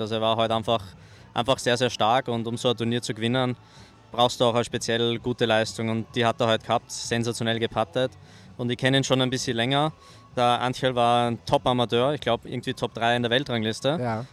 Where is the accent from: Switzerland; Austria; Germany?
Austria; auch mich als Österreicher